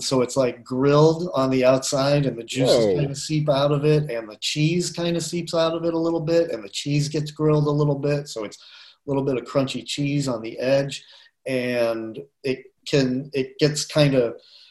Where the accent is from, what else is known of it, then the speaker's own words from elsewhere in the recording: Boston, Massachusetts, United States; moved away as an adult; also born or lived in Chicago; now in Asheville, United States; I grew up in and around Boston